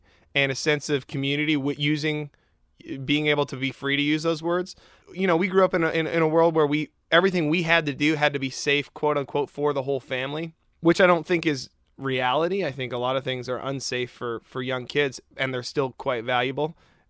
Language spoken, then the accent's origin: English; Canada; I don't get the joke. I'm Canadian. I don't get some of these jokes.